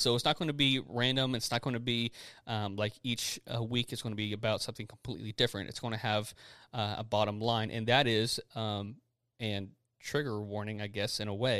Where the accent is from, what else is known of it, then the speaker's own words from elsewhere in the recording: Texas, United States; I'm so Texan.